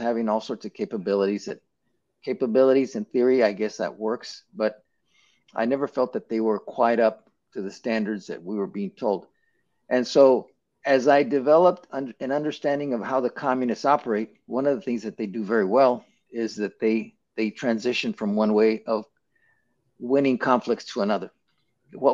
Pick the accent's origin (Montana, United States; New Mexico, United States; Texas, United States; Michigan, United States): New Mexico, United States; Roswell; I grew up around Roswell, New Mexico